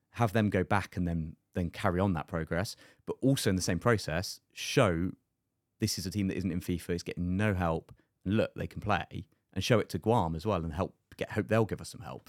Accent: United Kingdom; moved away; being the British guy

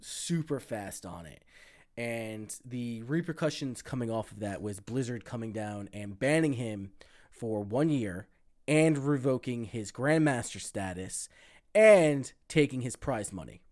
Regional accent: United States; speaking as an American

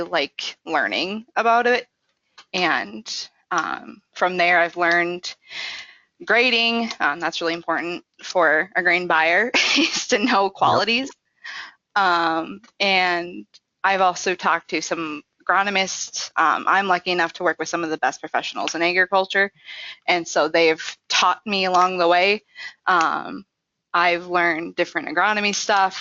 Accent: Minnesota, United States; now in North Dakota, United States; I'm originally from Minnesota, but I live in North Dakota and I work in South Dakota

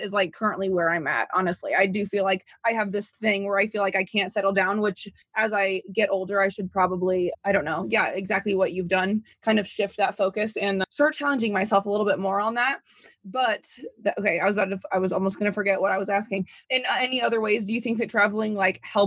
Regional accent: Indiana, United States; moved away; I'm from Indiana. It's a very conservative place.

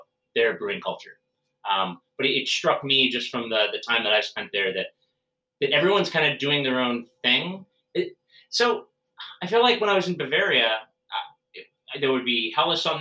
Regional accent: United States

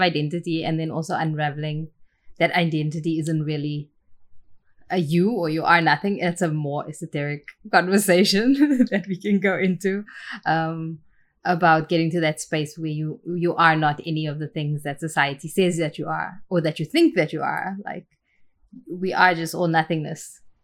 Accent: Port Elizabeth, Eastern Cape, South Africa; moved away as an adult; also born or lived in Tainan, Taiwan / Florida, United States / Chicago, United States; now in Malaysia; So I grew up in Port Elizabeth, which is the tip of Africa.

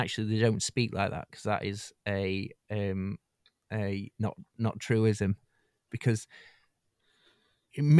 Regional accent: United Kingdom; us as a British nation

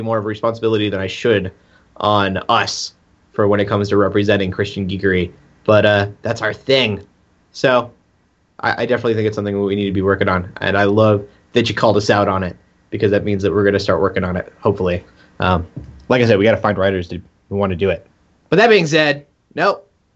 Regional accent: Kansas, United States; I'm from Kansas. You don't get much more American than

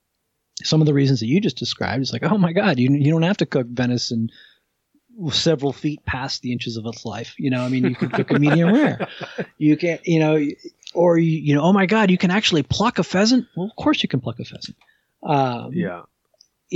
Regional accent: New Jersey, United States; I grew up in New Jersey

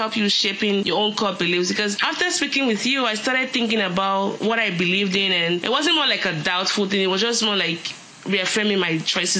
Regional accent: Nigeria; moved away; also born or lived in United States; I had that carryover effect of Christianity from my parents and growing up in Nigeria, where you were either Christian or Muslim or nothing else. And then moving to the US, where it was so secular

